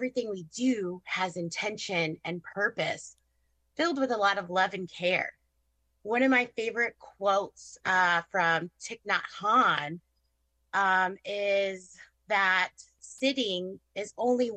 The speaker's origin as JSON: {"language": "English", "region": "Southwest Michigan", "country": "United States", "tie": "born or raised there", "lives_now": "Granger, United States", "said": "I grew up in Southwest Michigan, which is just, you know, right up the street from my clinic"}